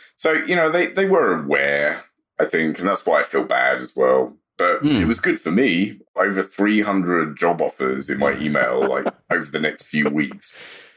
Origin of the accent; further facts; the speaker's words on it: London, United Kingdom; moved away as an adult; now in United States; South London is, is where I was born and raised.